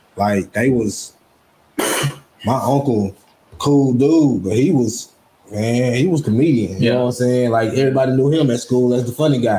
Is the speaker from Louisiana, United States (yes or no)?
yes; Ruston, Louisiana, United States; I grew up in Ruston here all my life